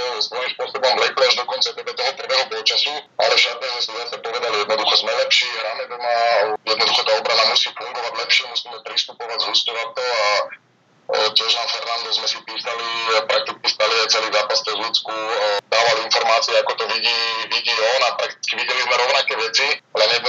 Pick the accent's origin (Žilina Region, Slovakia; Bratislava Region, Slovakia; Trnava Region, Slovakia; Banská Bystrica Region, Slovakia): Trnava Region, Slovakia; Hlohovec; moved away as an adult; also born or lived in Spain; ja som odchovanec z Lohoveckej hlavenej, som odchovanec z Bretona Lohovec a dlhé roky som tam hral za všetky mládežnické kategórie a hral som prakticky doma